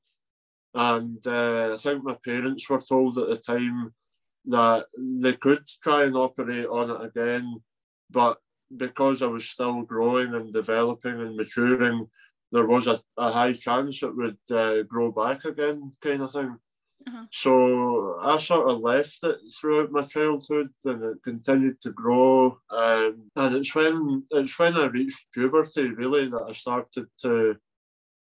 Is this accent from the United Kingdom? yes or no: yes; Scotland, United Kingdom; I'm from Scotland